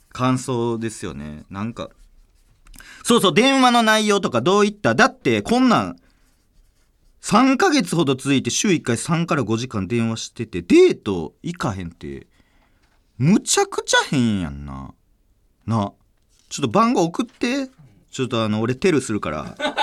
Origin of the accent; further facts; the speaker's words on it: Nara, Japan; moved away; うちの両親はもう、あのー、ちょっと奈良やったんですけど、もともと。島根に引っ越しまして